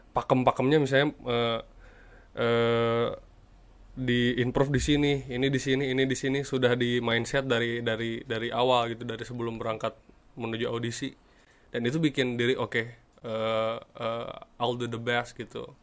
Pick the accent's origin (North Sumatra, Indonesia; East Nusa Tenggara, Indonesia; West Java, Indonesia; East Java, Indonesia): West Java, Indonesia; Sukabumi; Asal saya dari kota Sukabumi